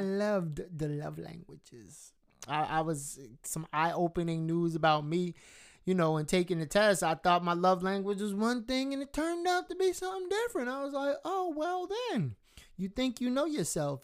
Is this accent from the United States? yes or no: yes; United States; being a black American, like uh like just not not from Jamaica, not from anywhere else, but just being American and being black